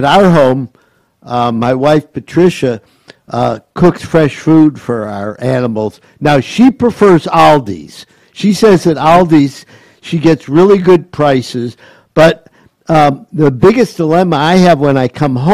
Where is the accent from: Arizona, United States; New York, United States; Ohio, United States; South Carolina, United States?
Ohio, United States; Cleveland; now in Gainesville, United States; I grew up in Cleveland